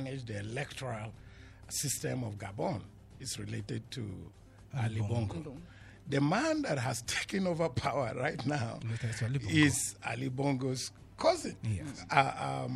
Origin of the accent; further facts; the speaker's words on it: Nigeria; I'm also a Nigerian.